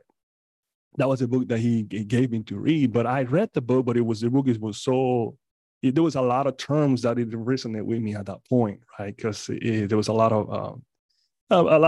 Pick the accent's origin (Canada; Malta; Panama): Panama; moved away; I'm originally from Panama